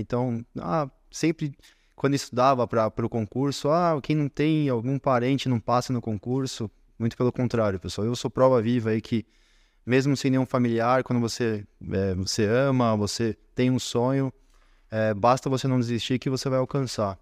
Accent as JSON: {"language": "Portuguese", "region": "São Paulo", "country": "Brazil", "tie": "born or raised there", "said": "aqui na capital, na Zona Norte, onde é, eu fui criado, onde eu nasci"}